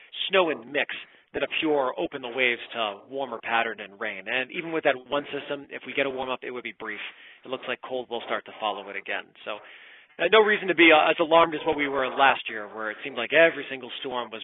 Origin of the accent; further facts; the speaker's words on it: Southwick, Massachusetts, United States; I'm from Western Mass, so headed out toward Springfield. If you ever look at a map and you see that little chunk that sticks down into Connecticut, that's my town, Southwick. And I was there up through sixth grade